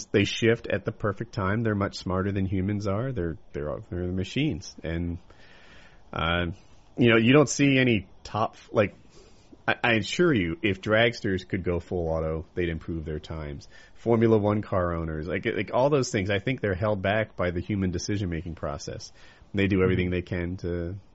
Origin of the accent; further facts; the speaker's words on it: Ocean City, United States; When I grew up, though, I grew up in Ocean City